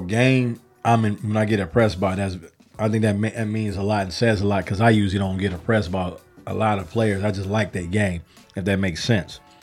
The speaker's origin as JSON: {"language": "English", "town": "Chicago", "region": "Illinois", "country": "United States", "said": "I'm from Chicago."}